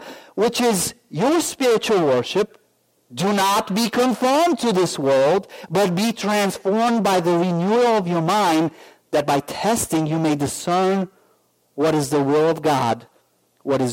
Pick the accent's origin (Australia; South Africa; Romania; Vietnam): Romania; now in United States; I'm from Romania.